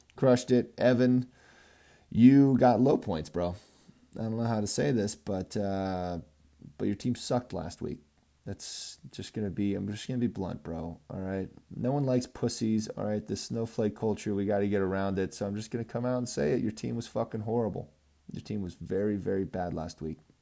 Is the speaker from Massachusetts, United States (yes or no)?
no; California, United States; now in Colorado, United States; I'm from California.